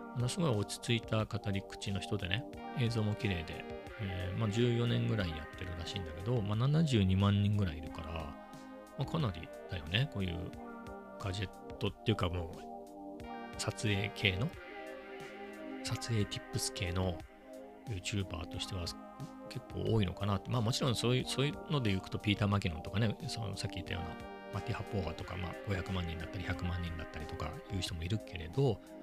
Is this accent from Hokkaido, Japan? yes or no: no; Ibaraki, Japan; 地元、本当の田舎の茨城で言えば、遅いなっていうところです